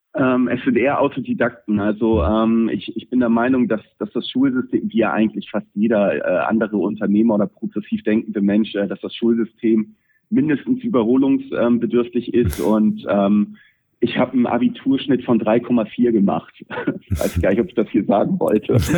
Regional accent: Pinneberg, Schleswig-Holstein, Germany; Pinneberger, ähm, was, was meine Heimatstadt ist

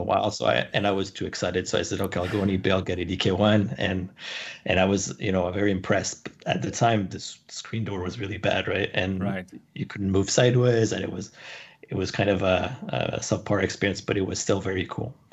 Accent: Canada; also born or lived in San Francisco; I moved back to Canada. I'm Canadian, so I moved back to Canada, started my business here

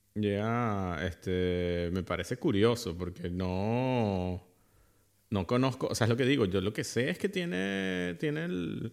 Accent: Venezuela; now in Germany; yo nací en Venezuela

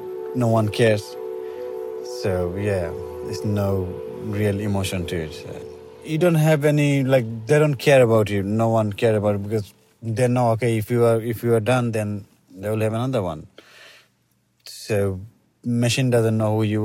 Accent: Bangladesh; moved away as an adult; now in London, United Kingdom; I'm originally from Bangladesh, but I've been living in London for the last 18 years

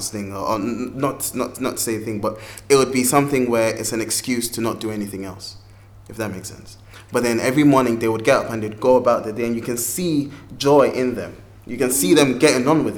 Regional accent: Ghana; moved away; growing up in Ghana

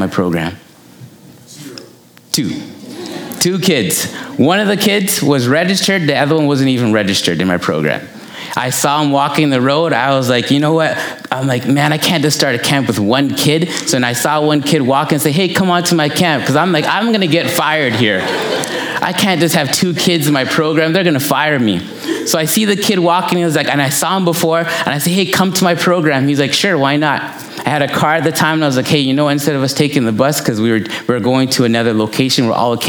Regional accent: Toronto, Ontario, Canada; I grew up in Malvern

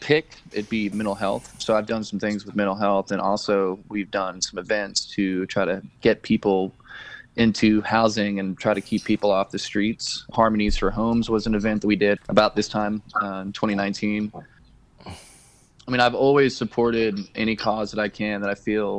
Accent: Asheville, North Carolina, United States; I am born and raised in Asheville

